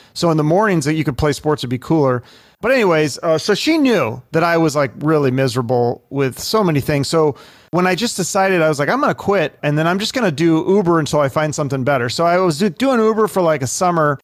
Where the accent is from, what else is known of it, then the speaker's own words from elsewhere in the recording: Issaquah, Washington, United States; also born or lived in Seattle; we moved to a little town called Issaquah. So it's like a suburb